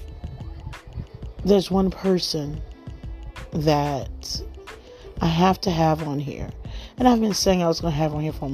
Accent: Miami, Florida, United States; I'm from Miami, Florida

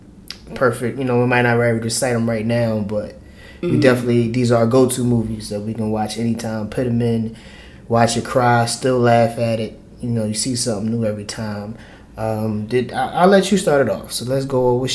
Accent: Philadelphia, Pennsylvania, United States; I'm from North Philly

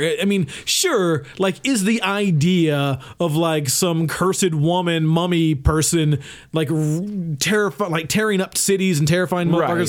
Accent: Tennessee, United States; they wanted us to have a podcast because we're from Tennessee called the Backwoods Podcast.

